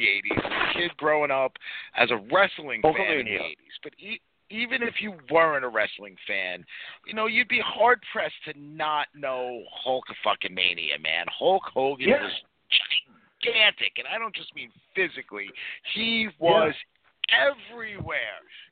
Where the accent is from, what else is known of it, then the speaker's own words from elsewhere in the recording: New York City, New York, United States; growing up in Brooklyn, we had like Nellie Bly and obviously Coney Island